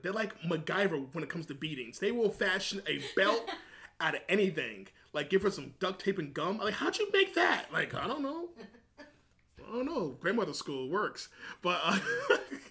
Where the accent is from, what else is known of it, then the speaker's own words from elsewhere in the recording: New York City, New York, United States; I'm from New York City